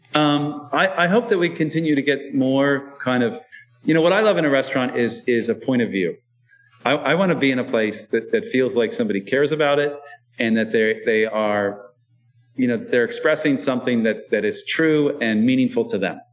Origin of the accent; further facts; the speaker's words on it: Iowa, United States; now in Baltimore, United States; I was born in Iowa